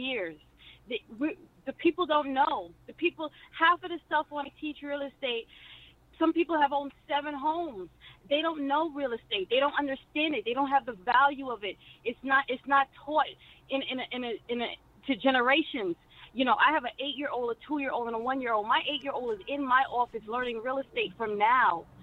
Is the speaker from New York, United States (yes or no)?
yes; New York City, New York, United States; I'm from Brooklyn, New York